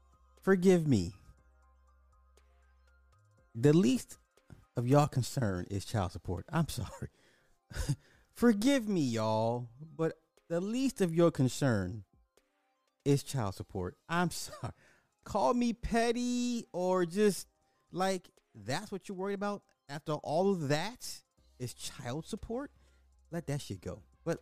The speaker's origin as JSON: {"language": "English", "town": "Spartanburg", "region": "South Carolina", "country": "United States", "said": "Okay, I'm from Spartanburg."}